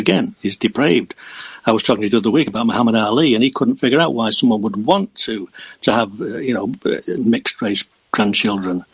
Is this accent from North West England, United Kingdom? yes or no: yes; Southport, North West England, United Kingdom; born or raised there